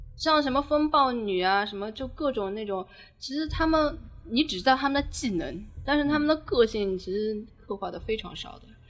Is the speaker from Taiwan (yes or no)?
no; China; 我们中国人想象力还蛮丰富的